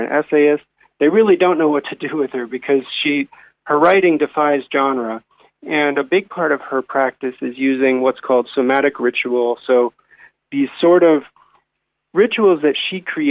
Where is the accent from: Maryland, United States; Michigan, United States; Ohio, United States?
Ohio, United States; moved away as an adult; now in Dunedin, New Zealand; I was born and raised in Ohio